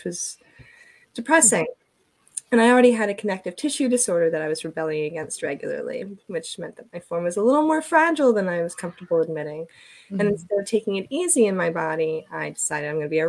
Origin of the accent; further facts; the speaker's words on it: New Jersey, United States; also born or lived in Eastern Shore of Maryland; now in Maryland, United States; I'm originally from New Jersey